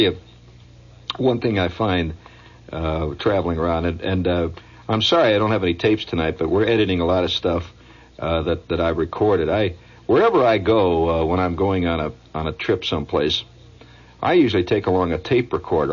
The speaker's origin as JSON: {"language": "English", "country": "United States", "said": "being an American"}